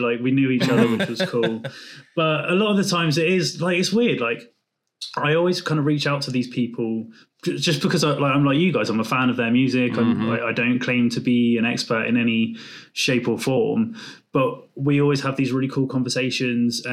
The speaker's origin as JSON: {"language": "English", "region": "England", "country": "United Kingdom"}